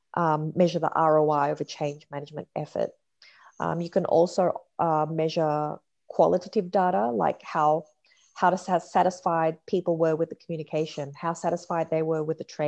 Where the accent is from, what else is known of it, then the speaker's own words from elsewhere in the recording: Australia; moved away as an adult; also born or lived in Perth, Australia / California, United States; now in Sydney, Australia; I grew up in Perth for primary school, then high school in Sydney, then university in California, and then back to Australia. And I'm currently in Sydney.